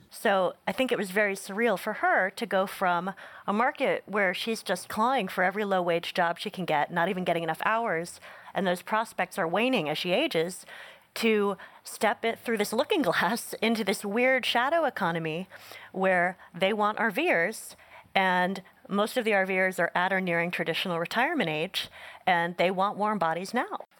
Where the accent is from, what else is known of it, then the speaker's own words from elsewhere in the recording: Northeast, United States; I grew up in the Northeast, so not an R V heavy culture.